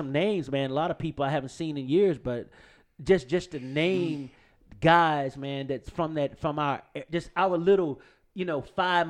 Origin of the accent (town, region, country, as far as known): Shreveport, Louisiana, United States; born or raised there